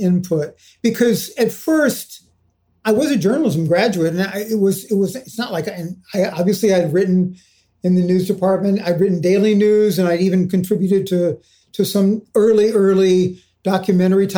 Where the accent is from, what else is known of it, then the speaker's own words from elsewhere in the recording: Houston, Texas, United States; moved away; I've been a kid actor growing up in Houston.